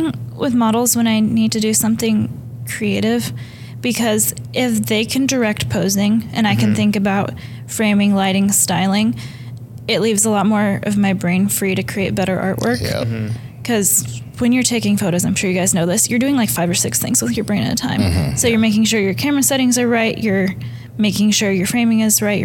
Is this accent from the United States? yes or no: yes; Portland, Oregon, United States; also born or lived in Los Angeles, United States; That's where I was born